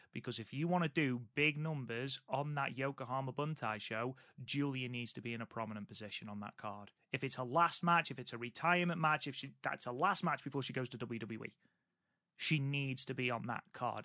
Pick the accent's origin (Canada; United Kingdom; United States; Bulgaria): United Kingdom; England; I am English.